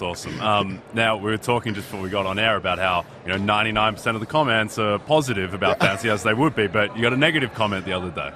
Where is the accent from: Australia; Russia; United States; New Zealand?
Australia; I'm Australian.